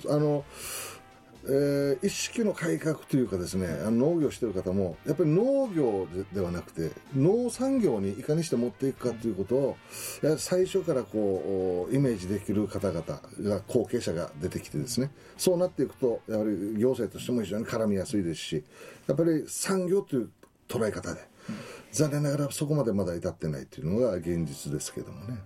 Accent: Ginowan, Okinawa, Japan; also born or lived in Nakagusuku; 僕ももともと出身は宜野湾ですから生まれ育ちはあのどうしてもそこが

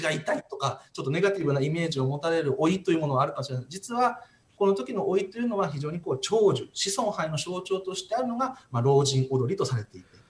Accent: Naha, Okinawa, Japan; also born or lived in Tomigusuku, Okinawa; 生まれはあの沖縄県の豊見城市生まれなんですけど、育ちは那覇市です。

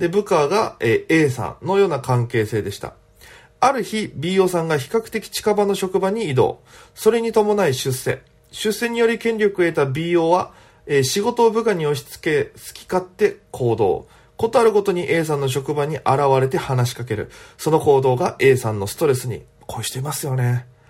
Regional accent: Okinawa, Japan; moved away as an adult; now in Tokyo, Japan; 大都会東京へ口先一つで乗り込んだ沖縄芸人

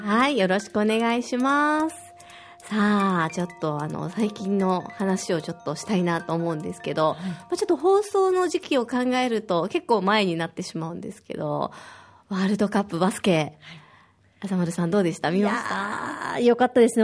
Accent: Osaka, Japan; now in Okinawa, Japan; 私は大阪出身で小学5年生と3年生の2人の子育て真っ最中です

